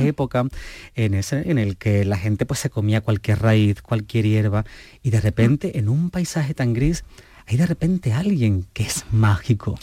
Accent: Moguer, Andalusia, Spain; yo soy de pueblo, yo soy de, de Moguer, de, Huelva

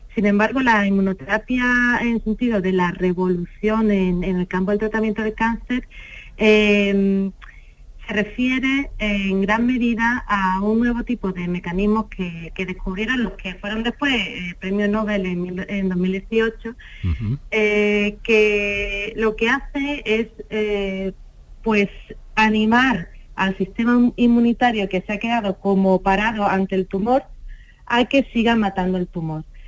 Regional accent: Seville, Andalusia, Spain; moved away as an adult; now in Málaga, Spain; yo soy sevillana, pero estoy muy cómoda y muy feliz en Málaga

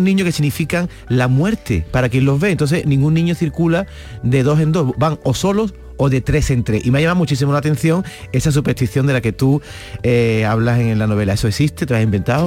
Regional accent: Andalusia, Spain; yo que soy andaluz

